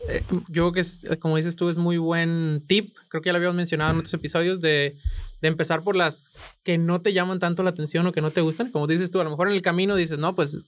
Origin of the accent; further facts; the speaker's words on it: Sinaloa, Mexico; yo soy de Sinaloa